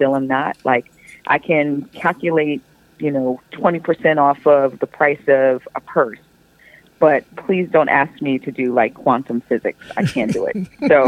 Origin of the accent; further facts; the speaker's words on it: Long Island, New York, United States; I grew up in Long Island, New York